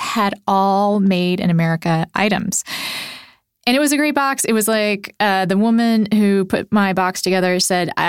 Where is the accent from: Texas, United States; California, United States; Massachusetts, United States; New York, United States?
Texas, United States; also born or lived in Puerto Rico; now in Minnesota, United States; I lived most of my life in Texas. I was born in Puerto Rico